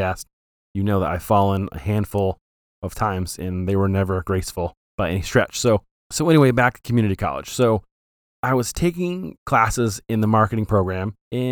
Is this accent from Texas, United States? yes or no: no; Flint, Michigan, United States; We grew up in Flint